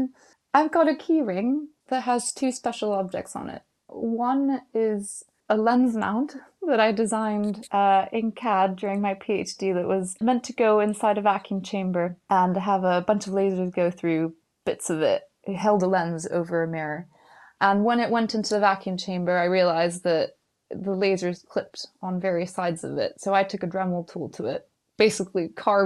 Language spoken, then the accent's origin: English; Mexico; moved away; You know, I came from Mexico when I was growing up, so I'm old enough that I grew up in the late 80s, early 90s, and it wasn't renowned for its educational system.